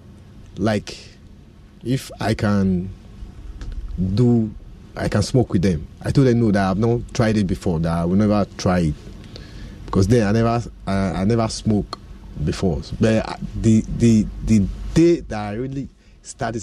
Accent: Edo, Nigeria; now in Ghana; I'm from Edo State.

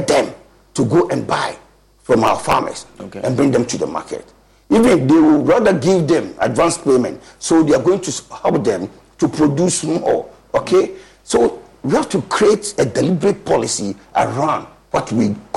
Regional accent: Ghana; we are Ghanaian.

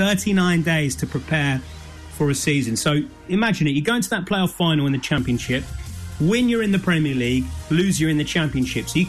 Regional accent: Leicester, East Midlands, United Kingdom; Leicester is my hometown. I used to go and support the club when I was a boy.

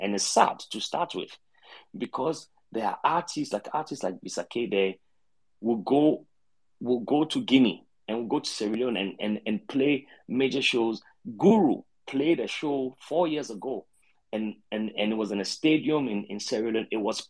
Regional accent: Ghana; also born or lived in Johannesburg; now in Cape Town, South Africa; I'm not in Ghana currently. And when I moved from Joburg to Cape Town, I realized that the only artist that is Ghanaian that I hear of often is a young chap that I knew in Ghana who has moved to live here

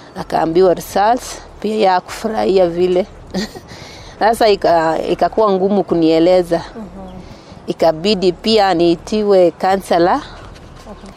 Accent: Mosoriot, Nandi County, Kenya; Natoka Nandi County

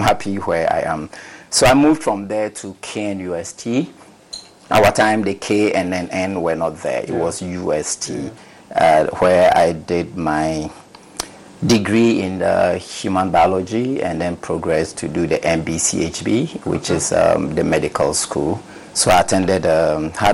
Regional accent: Jama, Savannah Region, Ghana; also born or lived in Sunyani, Ghana / Tamale, Ghana; I come from the northern part of the country, 100% northerner, from the Bolibamboy constituency

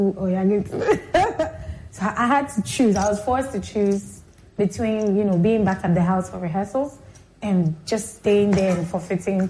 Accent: Accra, Greater Accra, Ghana; also born or lived in Liberia; growing up in Accra

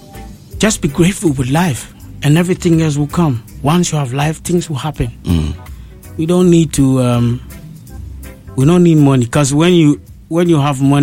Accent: Ghana; I come from Ghana

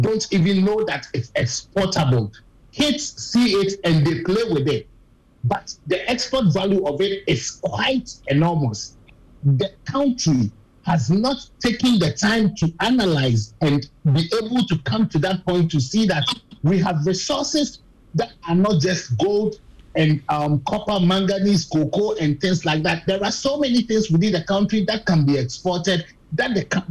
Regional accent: Ghana; now in United States; I am a Ghanaian

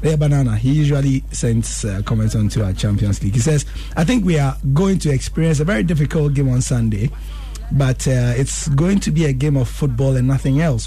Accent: Ghana; as a Ghanaian

